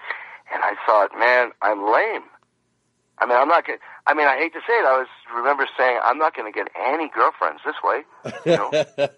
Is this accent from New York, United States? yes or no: yes; West Hempstead, New York, United States; moved away; also born or lived in California; I remember I grew up on Long Island in a town called West Hempstead.